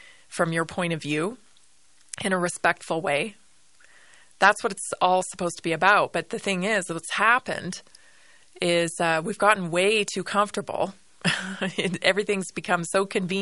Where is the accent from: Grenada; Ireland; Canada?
Canada; also born or lived in northern Colorado; now in Colorado, United States; I'm a Canadian citizen